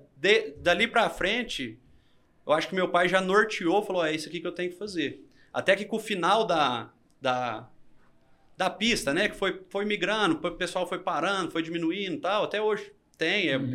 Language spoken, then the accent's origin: Portuguese; Minas Gerais, Brazil; a gente é mineiro